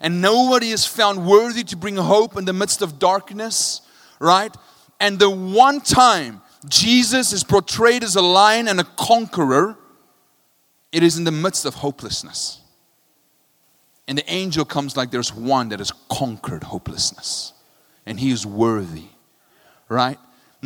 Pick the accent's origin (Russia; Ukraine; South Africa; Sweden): South Africa; I'm from South Africa